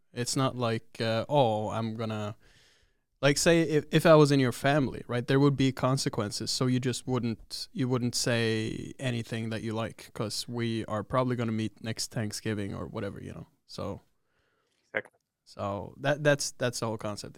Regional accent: Oslo, Norway; I'm from Oslo

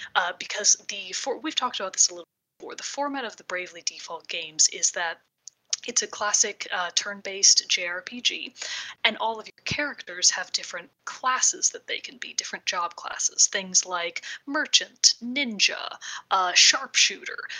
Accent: Texas, United States; I am also from Texas

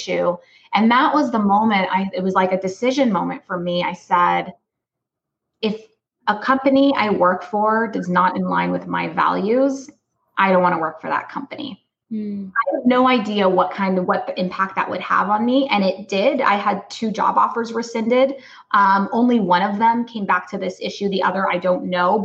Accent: Los Angeles, California, United States; I'm Palestinian American. I'm born in Los Angeles, California.

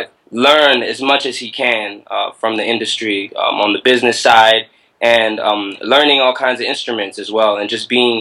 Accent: Prince George's County, Maryland, United States; I grew up in Atlanta, Maryland. It's really a little-known town in PG County

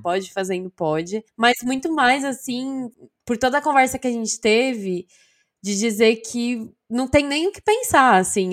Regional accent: São Bernardo do Campo, São Paulo, Brazil; eu sou de São Bernardo

